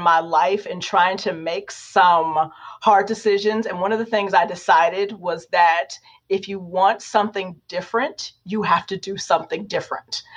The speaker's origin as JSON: {"language": "English", "town": "Warren", "region": "Ohio", "country": "United States", "tie": "born or raised there", "moved": "yes", "said": "I'm just a kid from Warren, Ohio. We don't become professors at the University of Notre Dame."}